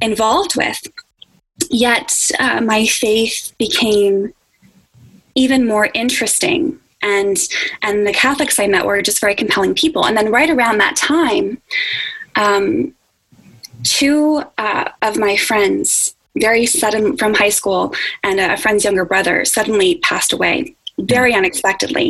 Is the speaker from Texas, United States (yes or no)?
no; Spring Lake, New Jersey, United States; moved away as an adult; now in Washington, D.C., United States; I'm from a little town in Spring Lake, New Jersey, which is right on the coast in Monmouth County, New Jersey